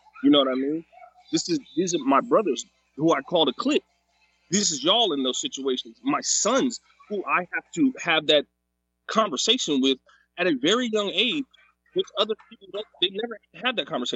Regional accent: Sacramento, California, United States; I grew up in South Sac. That's where I'm from.

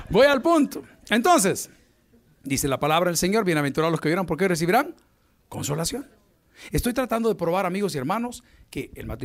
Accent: Colombia; un, lugar eh, colombiano, mi pueblo.

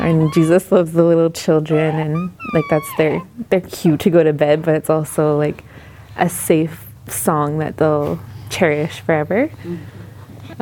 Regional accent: Quebec, Canada; also born or lived in Moosonee, Ontario; now in Sudbury, Canada; Until I was about eight years old. And then my mom decided to move to Quebec

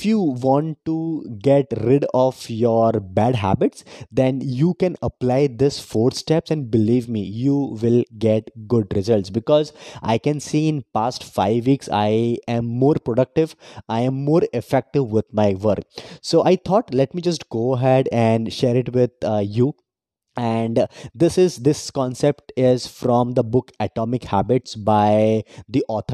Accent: Vadodara, Gujarat, India; I am from Vadodara, Gujarat

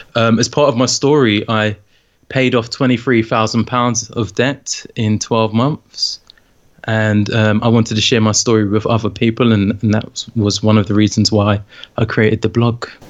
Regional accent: London, United Kingdom; moved away as an adult; now in St Albans, United Kingdom; I grew up in London, in northwest London

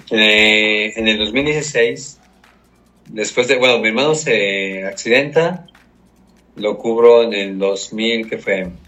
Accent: Puebla, Mexico; yo soy poblano

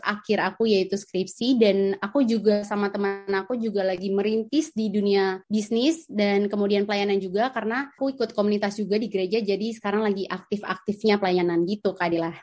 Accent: Ambon, Maluku, Indonesia; now in Jakarta, Indonesia; aku asalnya dari Ambon tapi sekarang lagi stay di Jakarta

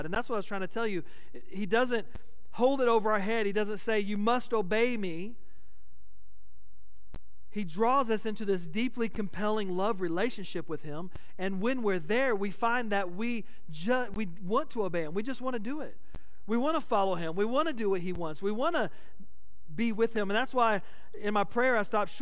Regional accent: Midland, Texas, United States; moved away as an adult; also born or lived in Grand Prairie, Texas; I moved from Midland to Grand Prairie, so I was in the big city, you know. I was in the Metroplex, and I'd always lived in a small West Texas town

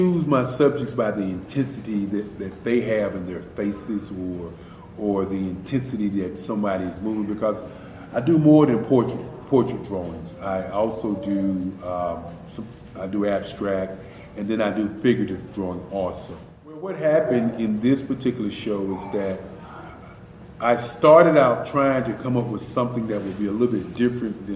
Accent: Durham, North Carolina, United States; also born or lived in Washington, D.C.; I am from Washington, D.C., but I was raised in Durham, North Carolina. I came to Durham when I was about 5 or 6

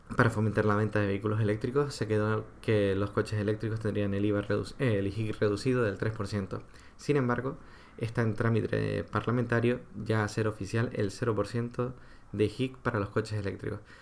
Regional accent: Canary Islands, Spain; yo vivo en Canarias y soy residente de Canarias con trabajo en Canarias

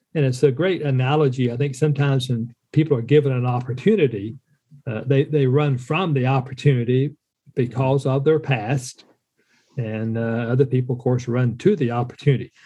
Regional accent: Western North Carolina, United States; moved away as an adult; also born or lived in Minot, North Dakota; my wife and I are both uh, Western North Carolina uh, country folk joined the military, uh, the Air Force specifically, uh, after high school

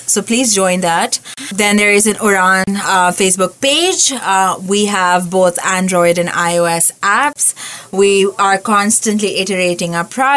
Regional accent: Pakistan; we as Pakistani

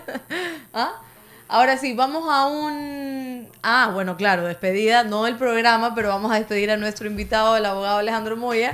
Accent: Cuba; now in Ecuador; yo como cubana

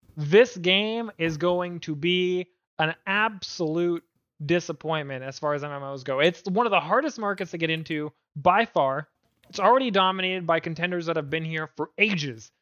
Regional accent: Canada; I'm Canadian

